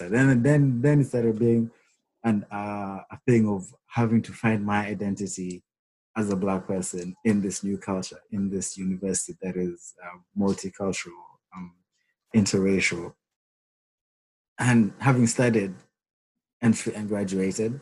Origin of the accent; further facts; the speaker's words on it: Kenya; moved away as an adult; also born or lived in Rwanda; now in United Kingdom; I'm from Kenya. I was born and raised there